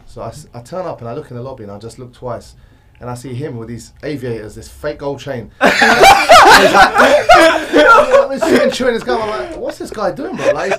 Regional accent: Essex, East of England, United Kingdom; I'm from Essex in UK

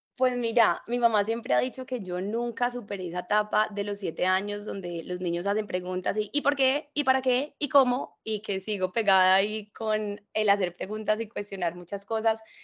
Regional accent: Cali, Valle del Cauca, Colombia; accent: caleño mixed with paisa; moved away; also born or lived in Bali; es una mujer que nace eh, en Cali, yo soy caleña

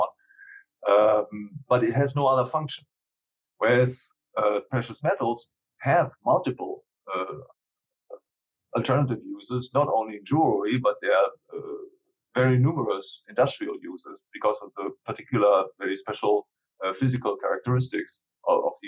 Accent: Germany; I come from Germany

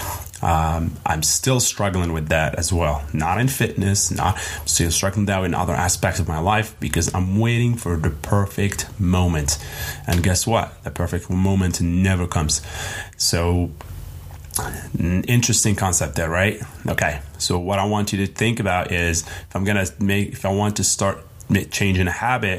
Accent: Morocco; now in United States; I'm from Morocco.

